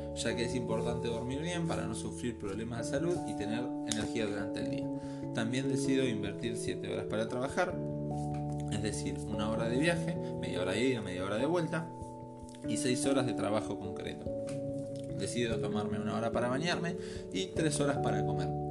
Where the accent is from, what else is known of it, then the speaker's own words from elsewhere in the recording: Argentina; Nací en Argentina hace 31 años